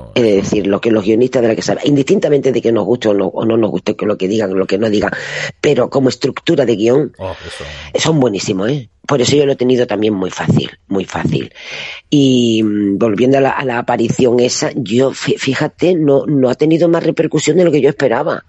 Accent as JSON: {"language": "Spanish", "town": "Casares", "region": "Andalusia", "country": "Spain", "tie": "born or raised there", "moved": "yes", "said": "en un pueblito, en Málaga, mi pueblo, concretamente Casares"}